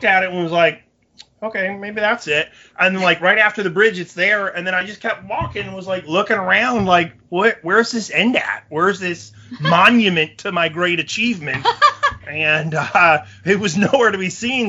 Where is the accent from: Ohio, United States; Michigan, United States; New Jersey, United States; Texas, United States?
Michigan, United States; moved away; being from Michigan originally